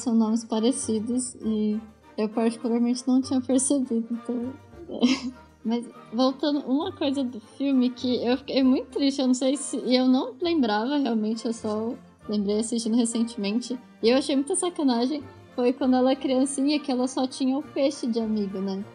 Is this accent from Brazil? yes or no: yes; Brazil; como brasileiro